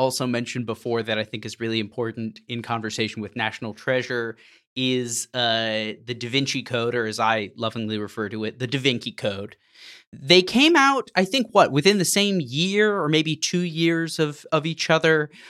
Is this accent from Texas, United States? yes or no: yes; Texas, United States; where I was growing up in Texas at the time, especially involved in evangelical circles, it was a cultural phenomenon